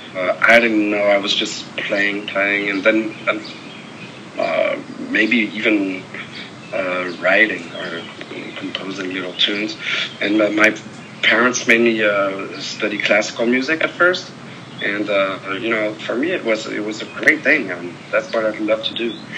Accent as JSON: {"language": "English", "town": "Paris", "region": "Île-de-France", "country": "France", "tie": "born or raised there", "said": "I grew up in Paris, France"}